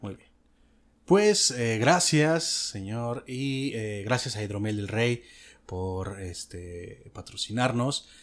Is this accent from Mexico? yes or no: yes; Mexico; yo tengo experiencia de haber nacido y crecido en México.